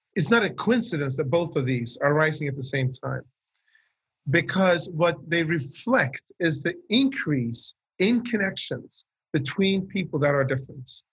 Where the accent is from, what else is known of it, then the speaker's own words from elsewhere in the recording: Sweden; I grew up in Sweden.